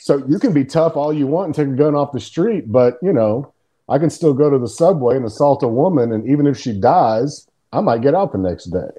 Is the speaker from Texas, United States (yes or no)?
yes; Texas, United States; moved away; where I grew up in Texas